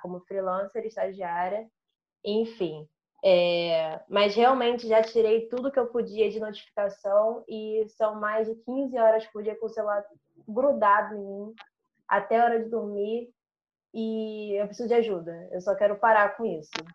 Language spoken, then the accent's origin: Portuguese; Rio de Janeiro, Brazil; Sou nascida e criada no MEI, aqui na Zona Norte do Rio